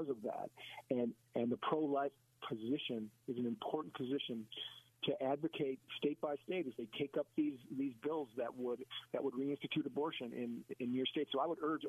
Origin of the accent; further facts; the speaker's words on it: Wisconsin, United States; right here in my hometown in Wisconsin